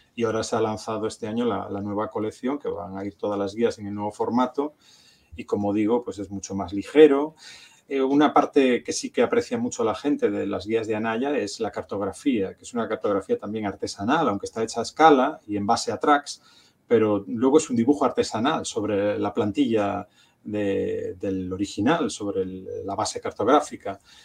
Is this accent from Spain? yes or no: yes; A Coruña, Galicia, Spain; yo soy coruñés